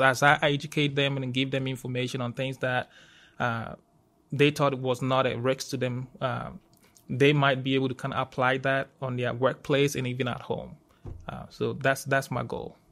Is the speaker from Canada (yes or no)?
no; Ghana; moved away as an adult; also born or lived in Georgia, United States; now in Auburn, United States; I'm originally from Ghana, West Africa